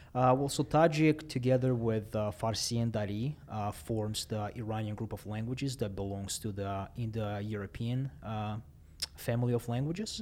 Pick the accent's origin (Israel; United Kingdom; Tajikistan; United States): Tajikistan; Dushanbe; first language Russian; English is a second language; moved away; I was born and raised in Dushanbe, Tajikistan